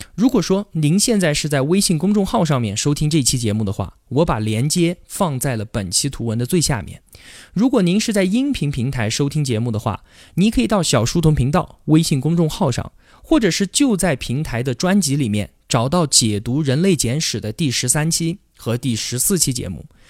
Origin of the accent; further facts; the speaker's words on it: China; 我们中国人信奉唯物主义并弃宗教信仰